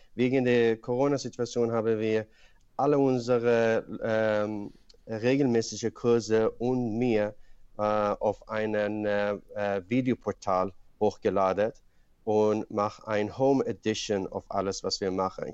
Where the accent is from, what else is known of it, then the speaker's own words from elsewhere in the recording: Sweden; German is a second language; moved away as an adult; also born or lived in Iran / Paris, France; now in Germany; ich bin in Schweden aufgewachsen